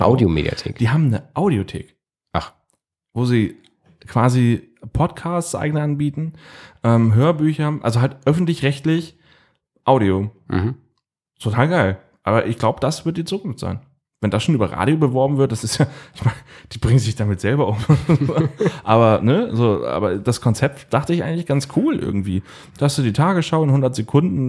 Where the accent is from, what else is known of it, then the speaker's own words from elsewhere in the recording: Northern Germany, Germany; ich bin ja ein Norddeutscher